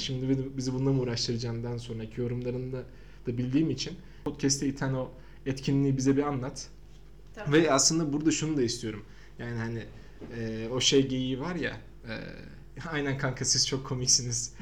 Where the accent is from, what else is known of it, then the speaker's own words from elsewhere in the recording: Samsun, Turkey; now in Ankara, Turkey; ben de Samsunluyum. Ve ben de Ankara'da yaşıyorum.